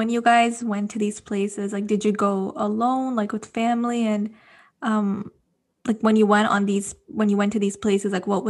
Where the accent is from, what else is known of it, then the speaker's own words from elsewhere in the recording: Dubai, United Arab Emirates; moved away; I grew up in Dubai.